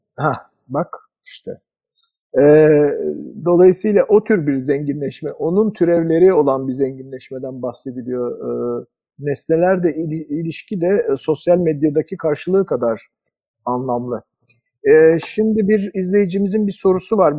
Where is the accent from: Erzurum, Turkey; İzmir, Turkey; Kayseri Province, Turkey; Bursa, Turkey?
İzmir, Turkey; Izmir, Turkey; moved away; Ben de ne kadar zamandır İzmir'in uzağındayım.